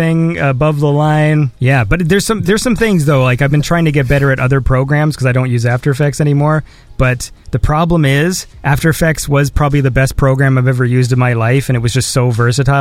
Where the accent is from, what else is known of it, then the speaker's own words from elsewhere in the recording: Canada; I'm Canadian